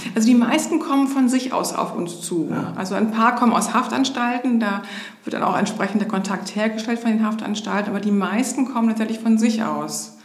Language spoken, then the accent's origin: German; Hamburg, Germany; also born or lived in Berlin / Schenefeld; bin in Hamburg groß geworden, habe dann in Berlin studiert